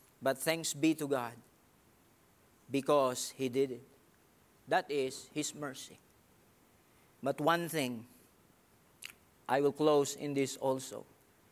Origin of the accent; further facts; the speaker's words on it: Philippines; English is a second language; I'm a Filipino. I know that. And it's hard for me also to arrange things, especially in English.